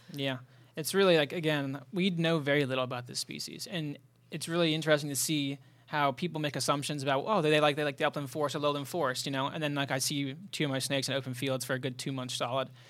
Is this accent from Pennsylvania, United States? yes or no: yes; South Central Pennsylvania, United States; moved away; I'm from South Central Pennsylvania